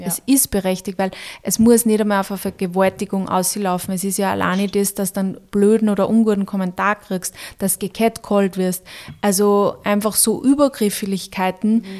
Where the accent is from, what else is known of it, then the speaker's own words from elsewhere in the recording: Austria; bei uns in Österreich